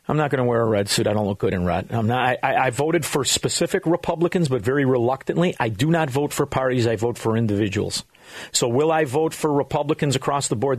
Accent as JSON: {"language": "English", "town": "Chicago", "region": "Illinois", "country": "United States", "said": "We are from Chicago, Illinois"}